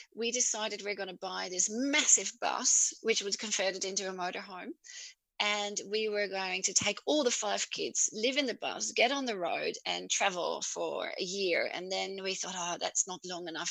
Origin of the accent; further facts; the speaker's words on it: Netherlands; English is a second language; moved away as an adult; now in Albany, Australia; I'm from the Netherlands originally, which you can maybe pick up from my yeah. accent.